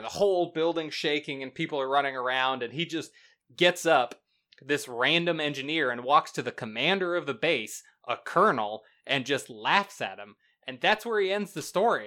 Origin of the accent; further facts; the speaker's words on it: the South, United States; now in Florida, United States; I'm from the South